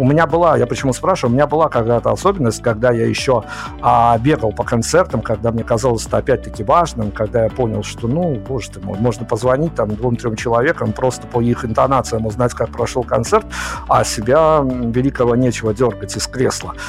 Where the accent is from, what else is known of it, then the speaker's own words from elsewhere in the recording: Belarus; я вот из Беларуси